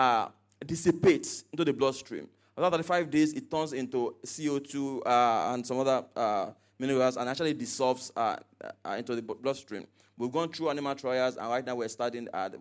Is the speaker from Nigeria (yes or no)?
yes; Nigeria; I was from Nigeria